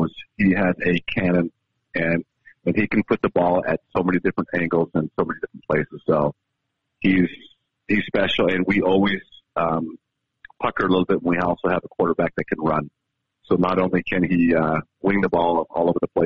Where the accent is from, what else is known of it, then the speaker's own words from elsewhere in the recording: Baker, Montana, United States; moved away; I'm from the East. I'm from Baker.